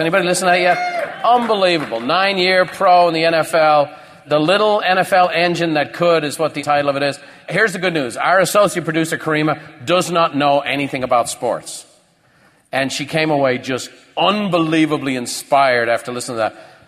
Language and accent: English; Ireland; moved away; I grew up in Ireland.